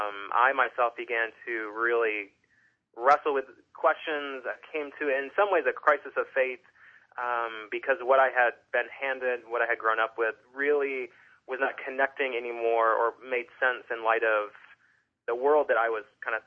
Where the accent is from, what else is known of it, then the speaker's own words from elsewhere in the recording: Michigan, United States; I grew up in Western Michigan, sort of conservative fundamentalist Christianity, grew up in a Bible non-denominational church